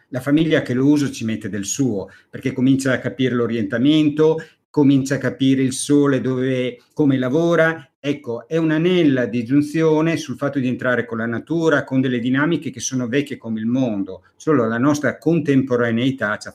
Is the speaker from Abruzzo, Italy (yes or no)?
no; Emilia-Romagna, Italy; sono romagnolo, puro sangue, sono romagnolo puro sangue.